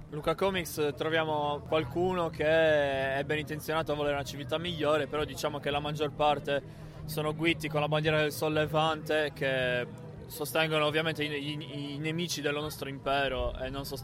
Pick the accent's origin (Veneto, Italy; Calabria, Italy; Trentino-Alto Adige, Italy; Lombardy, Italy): Trentino-Alto Adige, Italy; Noi veniamo dal Trentino